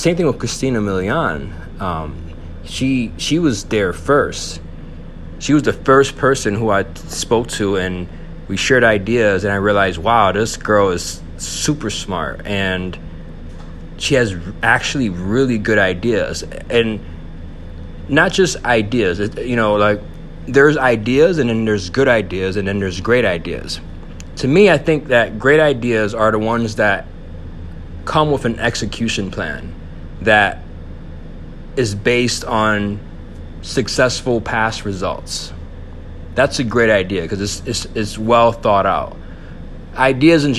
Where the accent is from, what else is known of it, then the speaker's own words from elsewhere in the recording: Buffalo, New York, United States; also born or lived in Bronx, New York; I'm a Puerto Rican male from Buffalo, New York. I was raised there.